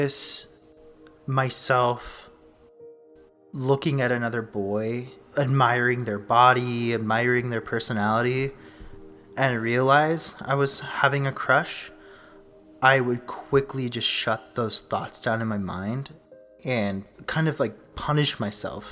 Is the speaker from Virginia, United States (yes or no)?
no; Southern California, United States; now in Rexburg, Idaho, United States; I was born and raised in Southern California